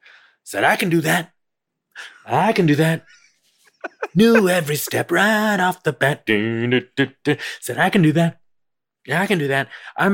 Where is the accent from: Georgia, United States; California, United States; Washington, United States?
California, United States; Lafayette; also born or lived in Oakland, California / Moraga, California; My hometown, I would say Lafayette, California.